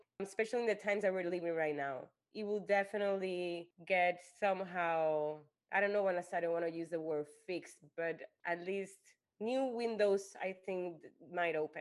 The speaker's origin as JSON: {"language": "English", "country": "Puerto Rico", "moved": "yes", "lives_now": "New York City, United States", "said": "I am from Puerto Rico and that's a huge part of me."}